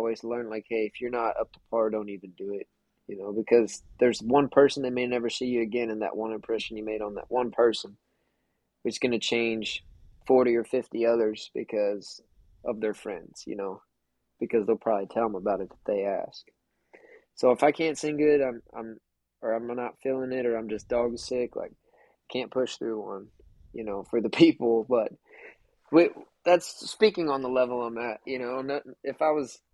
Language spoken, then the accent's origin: English; South Texas, United States; Being from South Texas